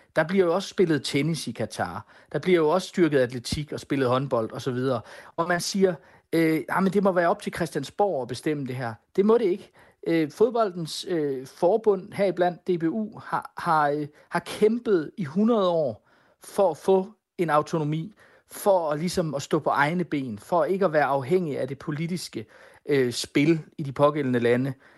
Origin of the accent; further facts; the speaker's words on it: Denmark; Men nu er vi danskere